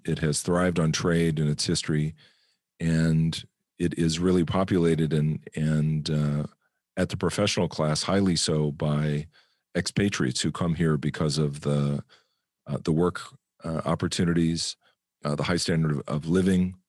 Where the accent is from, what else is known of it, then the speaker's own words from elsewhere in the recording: United States; moved away as an adult; I'm an American